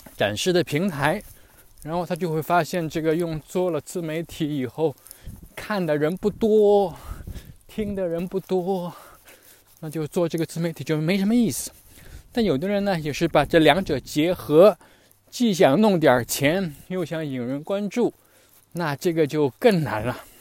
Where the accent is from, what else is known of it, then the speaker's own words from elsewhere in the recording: China; first language Chinese; moved away; 我们这种在海外生活的中国人